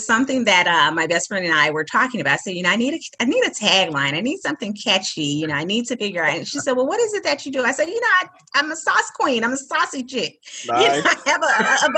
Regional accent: Chicago, Illinois, United States; I was born and raised in the Brownsville community.

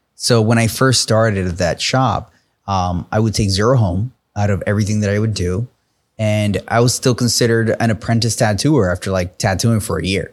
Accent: New York, United States; I'm from New York

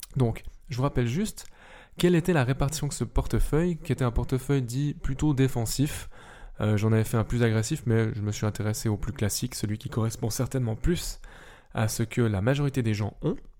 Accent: Switzerland; vu que je suis suisse et donc pas forcément européen

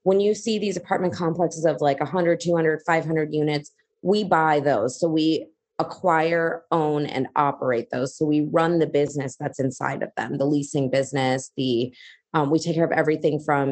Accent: United States; I'm Indian by origin. I was born in America, but my parents both immigrated here in 1980

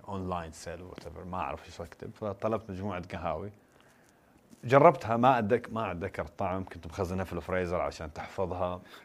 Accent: Qatif, Eastern Province, Saudi Arabia; also born or lived in United States; انا من القطيف بورن ريز ذير بس ان انا عشت في امريكا فتره الدراسه

